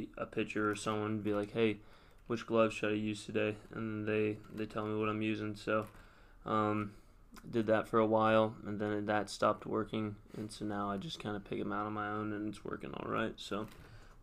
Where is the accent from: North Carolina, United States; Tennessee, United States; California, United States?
Tennessee, United States; Hillsboro High School and Brentwood High; my freshman and sophomore year of high school, I went to Hillsboro High School